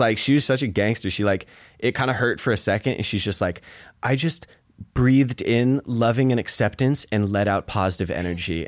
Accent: Seattle, Washington, United States; moved away as an adult; I grew up in Seattle

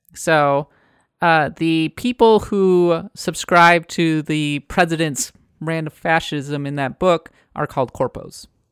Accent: United States; now in San Francisco, United States; I am an American

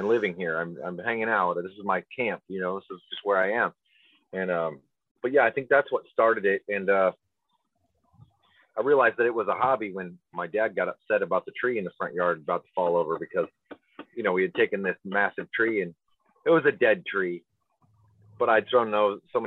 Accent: Weston, Nebraska, United States; I grew up in Weston, Nebraska.

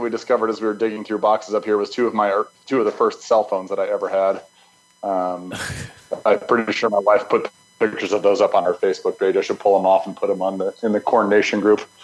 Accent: Lafayette, Colorado, United States; now in Nebraska, United States; I was born and raised um, in the house that I'm standing in right now, as a matter of fact, in Lafayette

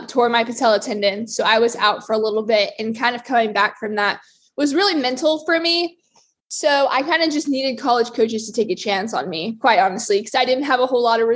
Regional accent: Marietta, Georgia, United States; I'm originally from Marietta, Georgia, and I grew up kind of doing all sports

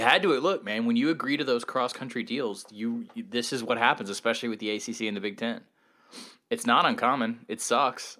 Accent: Georgia, United States; moved away; also born or lived in West Virginia / Virginia; I'm from Georgia

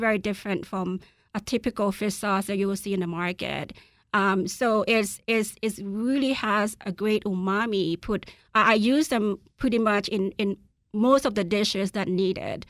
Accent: Laos; moved away; I'm from Laos

